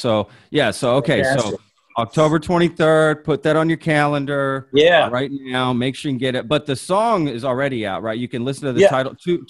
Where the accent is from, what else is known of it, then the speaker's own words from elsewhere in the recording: Dallas, Texas, United States; also born or lived in Grapevine, Texas; now in Austin, United States; I grew up in the Dallas area, actually.